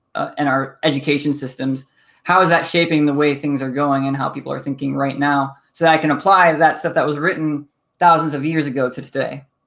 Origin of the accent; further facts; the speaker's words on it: Toledo, Ohio, United States; also born or lived in Pennsylvania / Midwest; I grew up, uh, Toledo, Ohio